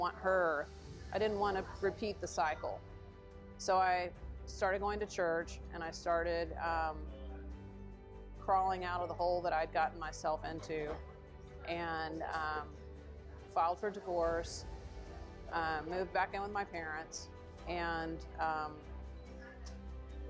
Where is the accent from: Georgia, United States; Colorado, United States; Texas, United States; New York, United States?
Texas, United States; Houston; I grew up here in Houston